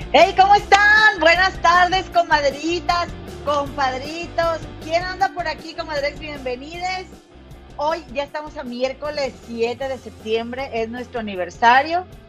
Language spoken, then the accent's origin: Spanish; Monterrey, Nuevo León, Mexico; somos de Monterrey